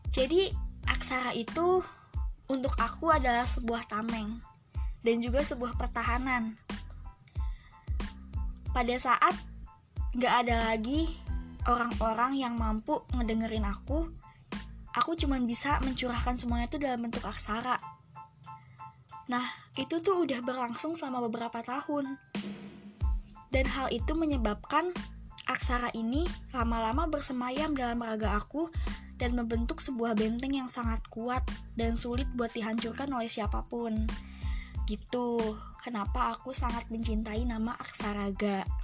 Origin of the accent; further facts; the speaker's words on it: Subang, West Java, Indonesia; also born or lived in Bandung; Aku dilahirkan di tanah Pasundan atau populer disebut Bandung pada 18 Mei 2000 Betul banget. Tahun ini beberapa bulan lagi aku menginjak usia 20 tahun. Dan aku dibesarkan di Kabupaten Subang.